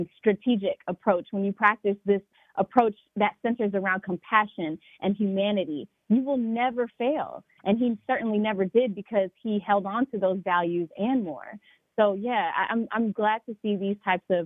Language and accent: English; Atlanta, Georgia, United States; a child growing up in Atlanta